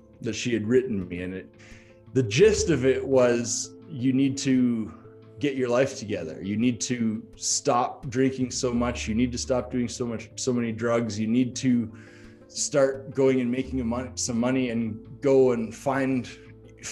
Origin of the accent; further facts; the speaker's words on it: Calgary, Alberta, Canada; moved away as an adult; I moved back to Calgary, which was my hometown